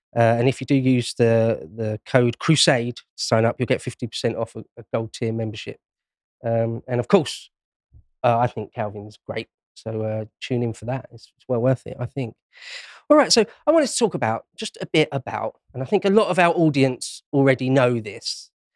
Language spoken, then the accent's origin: English; London, United Kingdom; I was born and raised in London, well, Greater London.